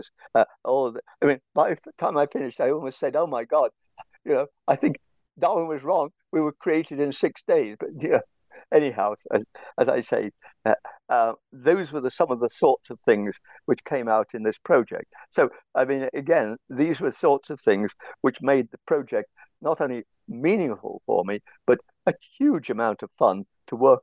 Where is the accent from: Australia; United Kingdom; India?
United Kingdom; England; like all English people, I have a lot of trouble with languages